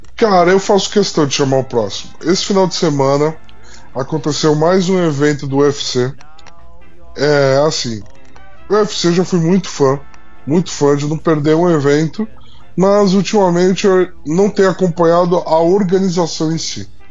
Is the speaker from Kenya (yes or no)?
no; Brazil; nós como brasileiros